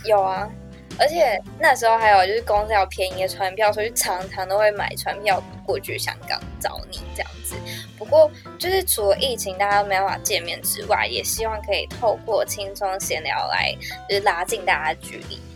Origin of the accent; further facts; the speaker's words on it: Taiwan; moved away as an adult; now in Macau; 我是在澳门工作的台湾人